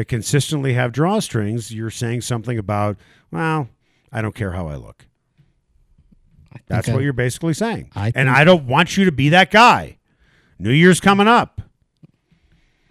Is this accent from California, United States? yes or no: no; Chicago, Illinois, United States; also born or lived in Buffalo / Montana; now in Denver, United States; I grew up in Chicago, lived in Buffalo and in Montana.